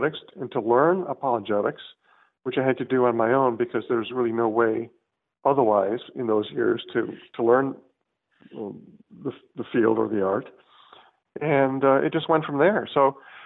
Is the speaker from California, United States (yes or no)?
yes; Southern California, United States; also born or lived in Chicago; I was brought up in Southern California, live in San Diego